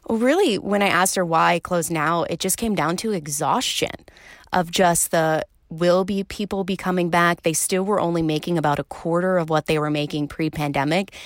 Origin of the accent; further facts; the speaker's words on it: suburbs of Philadelphia, Pennsylvania, United States; moved away as an adult; also born or lived in Illinois; the East Coast, about an hour outside of Philly, right along kind of the Jersey border, is where I grew up